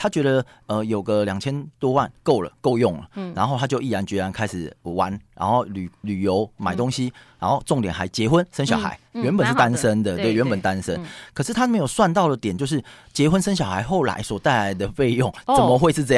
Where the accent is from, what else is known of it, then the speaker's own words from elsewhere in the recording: Taiwan; now in Taipei, Taiwan; 因为我们台湾人天性很爱赚钱啊